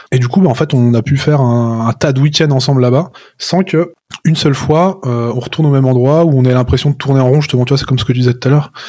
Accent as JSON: {"language": "French", "town": "Chamonix", "region": "Auvergne-Rhône-Alpes", "country": "France", "tie": "born or raised there", "said": "je suis né à Chamonix, donc euh, je suis né au pied du Mont Blanc"}